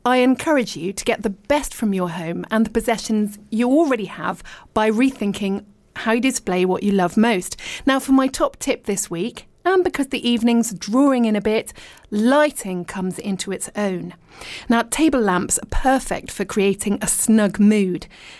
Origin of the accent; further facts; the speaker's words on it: Richmond, London, United Kingdom; moved away as an adult; I was born in Richmond and I did live and work in London, but then I lived abroad for ages. And I'm now back in the UK and I live in East Sheen.